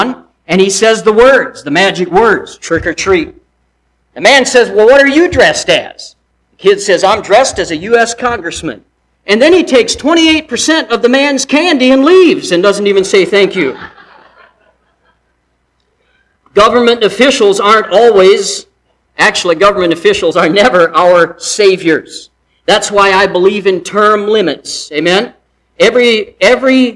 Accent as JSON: {"language": "English", "country": "United States", "said": "I'm an American."}